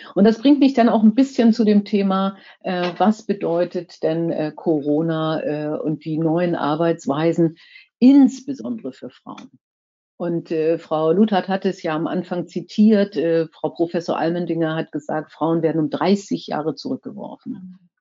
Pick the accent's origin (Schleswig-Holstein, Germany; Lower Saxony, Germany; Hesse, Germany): Schleswig-Holstein, Germany; Kiel; ich komme ja aus Kiel